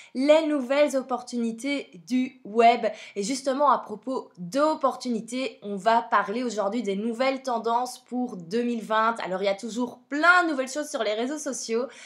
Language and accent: French; Belgium; vous entendez mon accent, clairement vous l'entendez, je viens de Belgique.